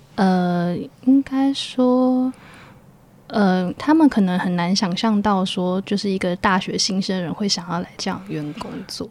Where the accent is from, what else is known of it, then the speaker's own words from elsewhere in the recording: Keelung, Taiwan; moved away; 我是T龙人，然后我在特殊教育学系毕业